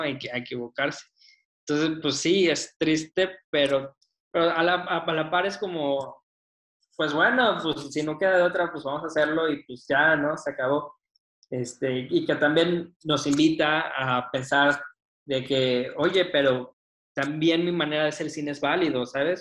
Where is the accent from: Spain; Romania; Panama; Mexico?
Mexico; Saltillo, Coahuila; moved away as an adult; also born or lived in Mexico City / Nuevo León; now in Monterrey, Mexico; yo crecí en Saltillo